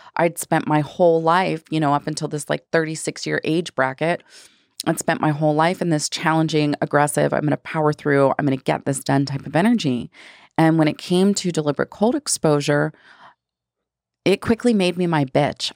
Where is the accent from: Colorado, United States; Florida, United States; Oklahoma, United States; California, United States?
Florida, United States; also born or lived in Hawaii; now in Phoenix, United States; I grew up in Florida